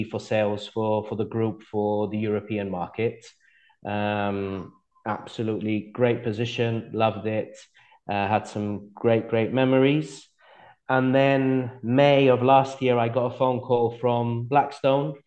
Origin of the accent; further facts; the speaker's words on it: Malta; moved away as an adult; also born or lived in Plymouth, United Kingdom / Gibraltar; now in Sicily, Italy; I was born in Malta, but then we were posted in the UK. So I grew up in Plymouth in the UK. And then we moved to Gibraltar. And then when I was about 10, 11, we moved back to Malta. And that's where I had my education in Malta